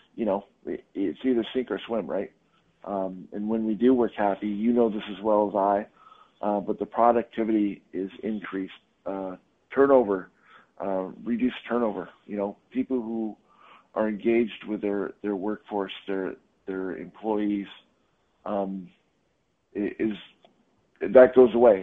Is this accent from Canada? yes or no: yes; Canada; also born or lived in Hong Kong; now in United States; I'm Canadian